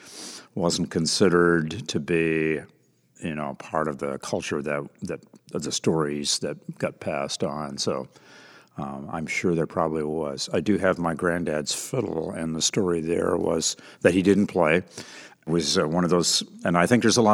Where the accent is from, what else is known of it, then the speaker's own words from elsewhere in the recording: Vermont, United States; moved away; I'm a Vermonter and was born and raised there